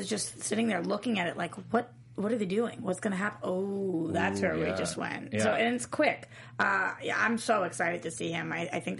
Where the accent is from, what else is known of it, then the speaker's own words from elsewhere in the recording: Boston, Massachusetts, United States; I'm guessing you flew out from Logan, we're both from there.